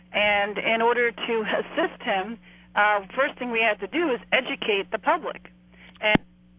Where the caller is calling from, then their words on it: New Jersey, United States; I'm calling from New Jersey.